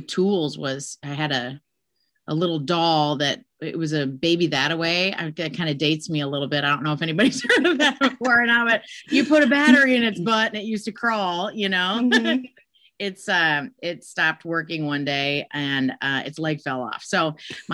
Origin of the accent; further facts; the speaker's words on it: Des Moines, Iowa, United States; I am born and raised in Des Moines, Iowa